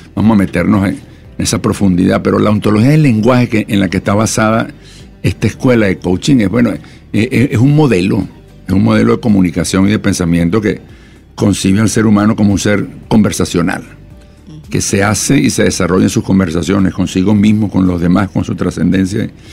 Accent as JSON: {"language": "Spanish", "country": "Venezuela", "also_born_or_lived": "Colombia", "moved": "yes", "said": "yo soy venezolano de origen, también tengo nacionalidad colombiana"}